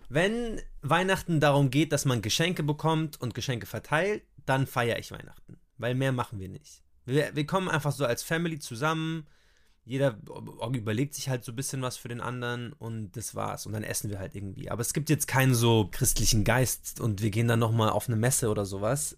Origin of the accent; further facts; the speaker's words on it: Germany; bei uns in Deutschland